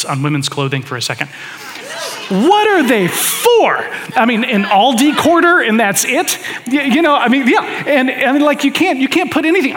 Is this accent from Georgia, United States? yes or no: yes; Atlanta, Georgia, United States; moved away; I was born in Atlanta, spent the first chunk of my life there